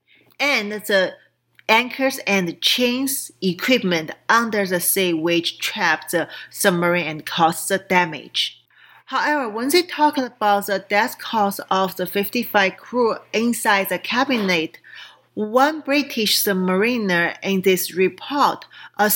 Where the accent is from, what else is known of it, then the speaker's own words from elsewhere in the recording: Qingdao, Shandong, China; moved away; a Navy base in Qingdao, which is my hometown